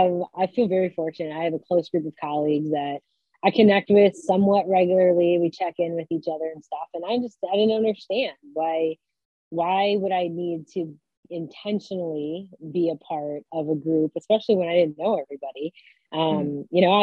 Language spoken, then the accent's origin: English; Detroit, Michigan, United States; I'm originally from Detroit, so stayed in state